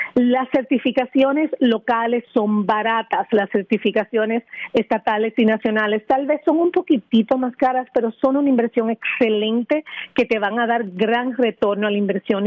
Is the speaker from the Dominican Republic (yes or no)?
yes; Dominican Republic; moved away as an adult; now in Florida, United States; al mudarme aquí de mi país natal, República Dominicana